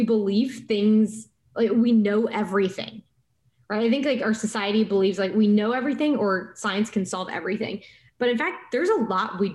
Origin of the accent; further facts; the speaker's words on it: West Texas, United States; Growing up as an Indian American in West Texas